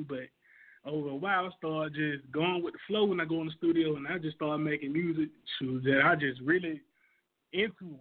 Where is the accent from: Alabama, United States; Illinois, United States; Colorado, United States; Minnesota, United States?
Alabama, United States; Montgomery; moved away as an adult; now in Atlanta, United States; I'm from Montgomery, Alabama. That's home for me